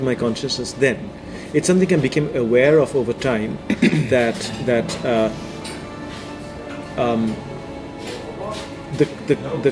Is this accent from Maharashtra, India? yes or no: yes; Mumbai, Maharashtra, India; moved away; I grew up in Bombay